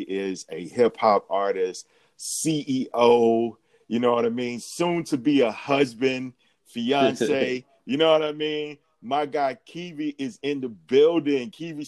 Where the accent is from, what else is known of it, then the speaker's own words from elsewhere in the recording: Atlanta, Georgia, United States; I grew up in the South, man. Grew up in the A, man.